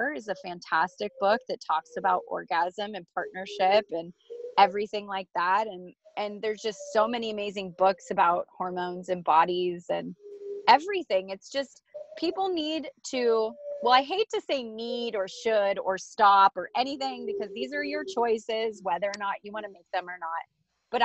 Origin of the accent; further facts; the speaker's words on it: United States; I love being an American